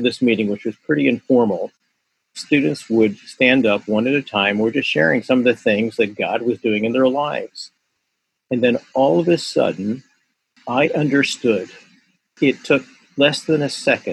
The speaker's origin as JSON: {"language": "English", "town": "Philadelphia", "region": "Pennsylvania", "country": "United States", "tie": "born or raised there", "said": "my background is that I grew up in South Philadelphia"}